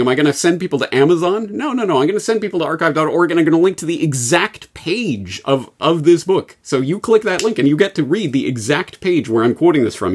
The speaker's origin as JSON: {"language": "English", "country": "Canada", "said": "speaking as a Canadian"}